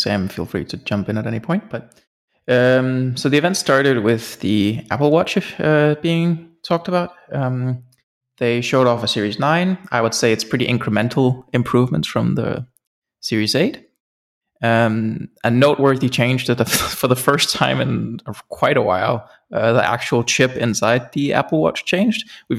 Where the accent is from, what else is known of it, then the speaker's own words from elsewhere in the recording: Denmark; And no, I've not moved out of the country. I'm still from Denmark.